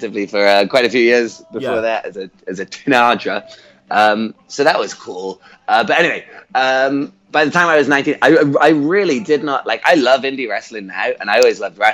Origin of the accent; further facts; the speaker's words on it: Wotton-under-Edge, South West England, United Kingdom; also born or lived in Gloucester; I grew up in Gloucestershire